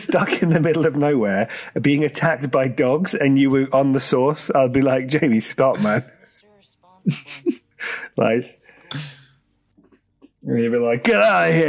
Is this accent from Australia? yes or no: yes; Australia; That's right. I'm an Aussie.